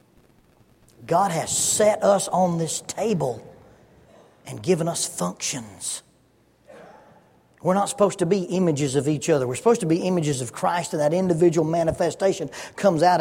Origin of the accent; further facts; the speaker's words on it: Oxford, Alabama, United States; moved away as an adult; also born or lived in Huntsville, Alabama / Salem, Arkansas; In my house where we grew up in Oxford, Alabama